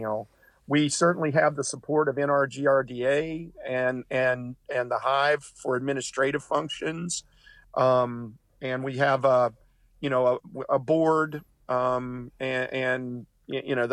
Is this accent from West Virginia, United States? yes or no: yes; Ansted, West Virginia, United States; moved away as an adult; I grew up in Anstead